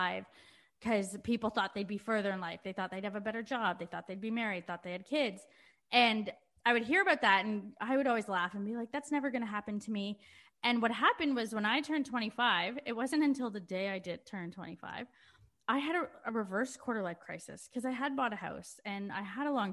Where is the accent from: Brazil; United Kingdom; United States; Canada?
Canada; now in Melbourne, Australia; I was Canadian